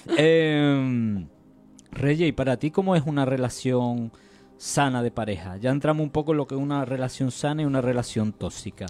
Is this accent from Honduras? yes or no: no; San Juan, Andalusia, Spain; había ido yo a San Juan, que es mi pueblo de nacimiento